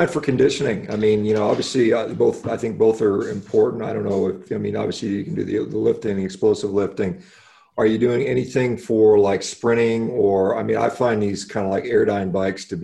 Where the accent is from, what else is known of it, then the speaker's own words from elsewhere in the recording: Chicago, Illinois, United States; also born or lived in Austin, Texas; now in Laguna Hills, United States; as a kid growing up in the Chicago area